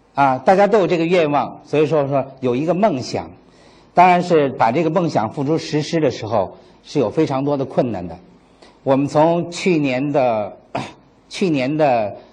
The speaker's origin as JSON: {"language": "Chinese", "region": "Beijing", "country": "China", "moved": "yes", "lives_now": "Xiamen, China", "said": "我是一个北京人"}